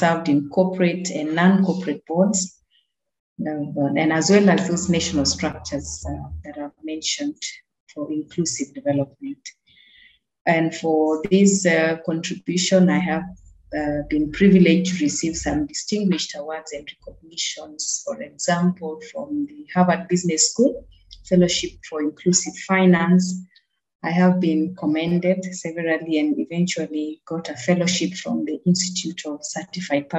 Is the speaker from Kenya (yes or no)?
yes; Busia, Busia County, Kenya; I'm a Kenyan, as you know, born and married in Busia